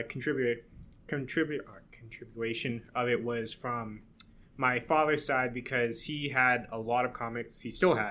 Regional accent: Massachusetts, United States; moved away as an adult; now in New Hampshire, United States; I'm from Massachusetts

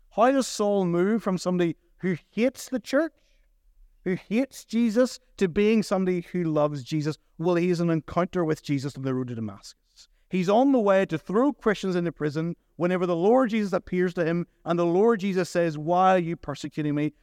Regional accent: Portadown, Northern Ireland, United Kingdom; moved away as an adult; now in Ballymena, United Kingdom; I grew up in Port Adon

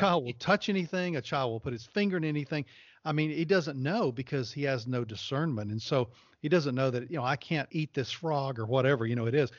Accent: the South, United States; I grew up in the South

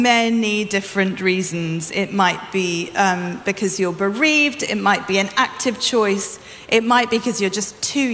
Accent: United Kingdom; I'm British

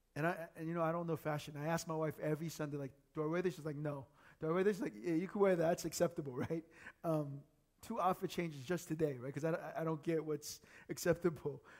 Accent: United States; moved away as an adult; now in South Korea; growing up in the States.

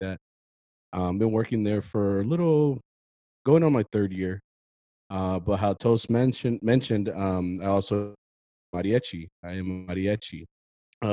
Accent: Fort Worth, Texas, United States; also born or lived in San Diego, California; I am from Fort Worth. I was actually born in San Diego, but I'm 100%, like 97% Texan.

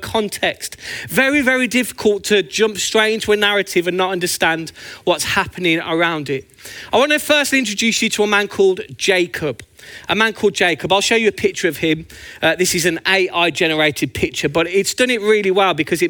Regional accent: Birmingham, West Midlands, United Kingdom; also born or lived in Northampton; now in Luton, United Kingdom; as you can tell by my beautiful accent, I'm actually from Birmingham, but I always think of Northampton as home.

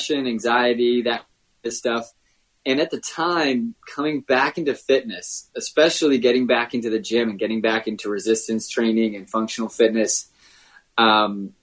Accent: Connecticut, United States; now in Vermont, United States; I was born in Connecticut, raised down there

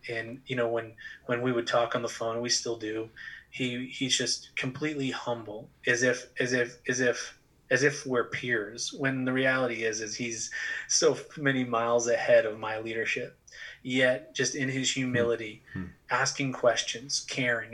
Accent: southern New Hampshire, United States; also born or lived in Texas / Massachusetts; my parents found themselves in southern New Hampshire, right over the border in Massachusetts of Massachusetts, and pretty much spent most of my life growing up right there

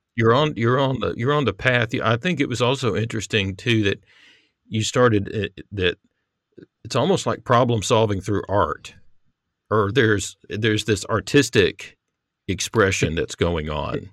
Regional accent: United States; the Christianity that at least I grew up around in America

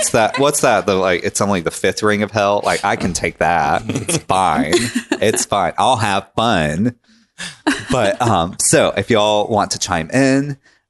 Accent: Tennessee, United States; I've never lived outside of Tennessee my entire life.

